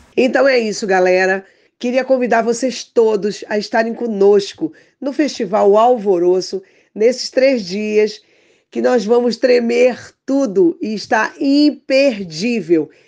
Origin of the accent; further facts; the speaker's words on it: Pará, Brazil; Eu sou paraense